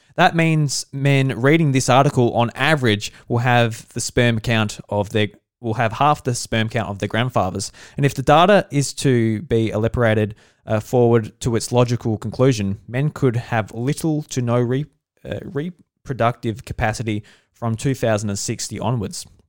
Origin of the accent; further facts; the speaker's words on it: South Australia, Australia; I'm from South Australia and I'm a farmer with my, uh, my dad and my mum